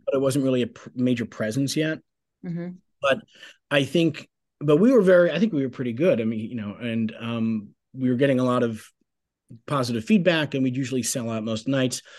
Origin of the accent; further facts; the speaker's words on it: Bay Shore, New York, United States; also born or lived in Huntington, New York; I was born in um, Bayshore, Long Island, New York